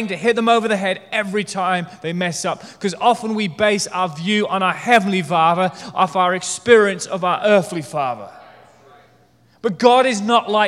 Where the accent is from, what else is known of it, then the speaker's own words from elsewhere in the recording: United Kingdom; I'm British